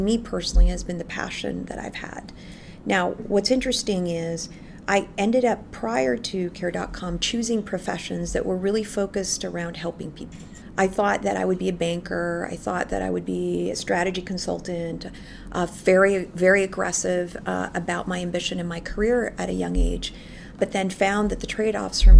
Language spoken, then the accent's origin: English; Philippines; moved away as an adult; now in United States; So I was born and raised in the Philippines, and I came here in the United States for college.